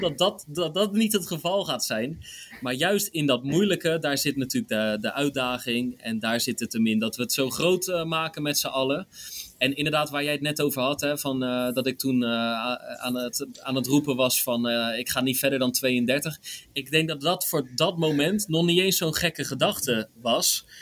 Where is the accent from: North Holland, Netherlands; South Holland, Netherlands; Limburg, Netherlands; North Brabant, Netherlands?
South Holland, Netherlands; Rotterdam; als Rotterdammer staat gewoon Rotterdam op één